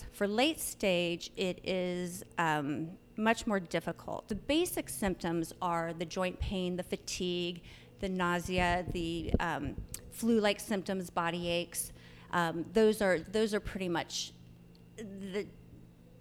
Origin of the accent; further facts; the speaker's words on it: Northern California, United States; I grew up in Northern California